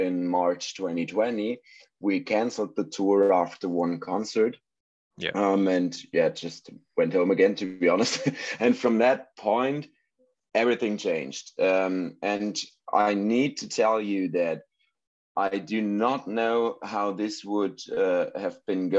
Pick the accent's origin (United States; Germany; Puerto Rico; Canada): Germany; English is a second language; We're an German band. I hope that my English is good enough for this one today